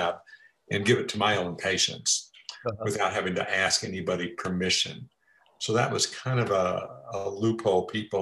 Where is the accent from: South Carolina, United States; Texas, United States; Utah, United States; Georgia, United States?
Texas, United States; Port Arthur; moved away as an adult; also born or lived in Bay Area, California; I grew up in Texas